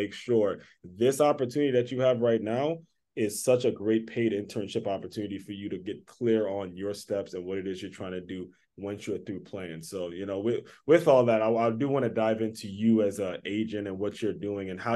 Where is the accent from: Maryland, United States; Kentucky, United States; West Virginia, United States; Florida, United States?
Maryland, United States; I'm from Maryland. It's hard for me to say anything bad about anyone from Maryland